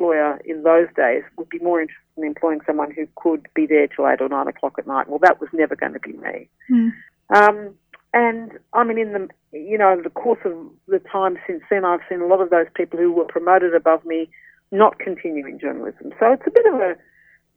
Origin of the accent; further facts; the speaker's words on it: Australia; I'm an Australian, born and bred.